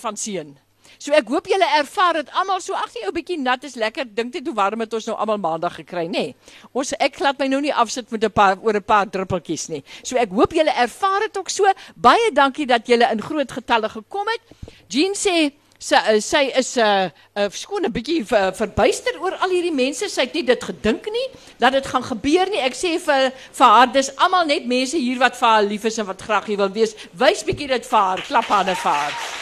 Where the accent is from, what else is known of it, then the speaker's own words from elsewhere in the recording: Karoo, South Africa; ek kom van die Karoo